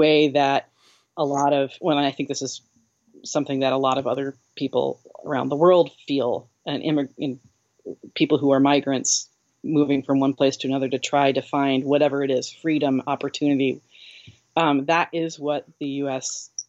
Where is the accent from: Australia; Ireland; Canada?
Ireland; the reason we care so much about America is because we're Irish